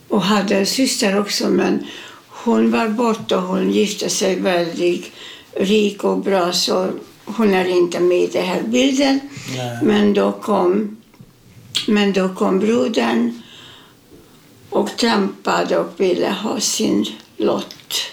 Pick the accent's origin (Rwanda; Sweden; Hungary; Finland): Hungary; Mátészalka, Szabolcs-Szatmár-Bereg; born there; Eh, ja, jag föddes i Ungern, Mate Sarka, nära rumänska gränsen.